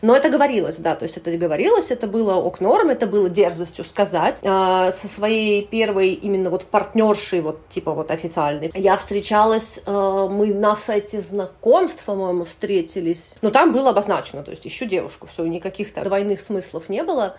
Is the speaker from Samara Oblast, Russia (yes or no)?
yes; Samara, Samara Oblast, Russia; moved away as an adult; also born or lived in Moldova / Moscow, Russia; now in Saint Petersburg, Russia; Это Самара. Я выросла в Самаре